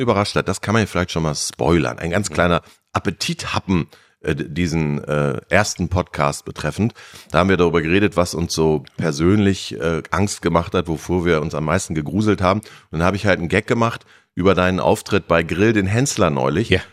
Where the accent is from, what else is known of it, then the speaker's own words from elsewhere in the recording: Germany; wir sind Deutsche